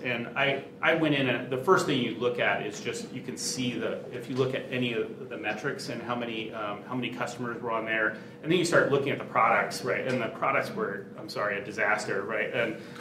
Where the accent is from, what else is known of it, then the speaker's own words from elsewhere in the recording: Silicon Valley, California, United States; I grew up in Silicon Valley